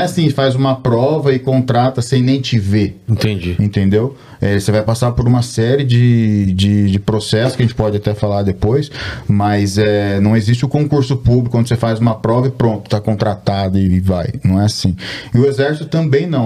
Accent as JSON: {"language": "Portuguese", "country": "Brazil", "tie": "born or raised there", "moved": "as an adult", "lives_now": "United States", "said": "Sou um brasileiro, nasci no Brasil e me mudei para os Estados Unidos há 14 anos"}